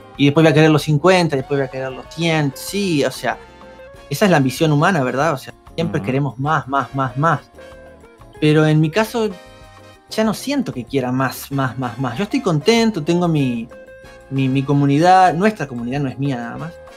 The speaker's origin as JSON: {"language": "Spanish", "country": "Uruguay", "said": "Yo vivo acá en Uruguay, soy uruguayo"}